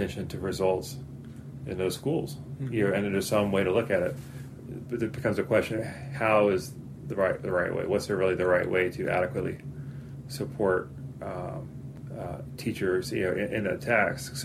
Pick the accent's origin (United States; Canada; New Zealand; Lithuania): United States; Chapel Hill, North Carolina; I grew up in Chapel Hill, North Carolina, went to public schools all the way through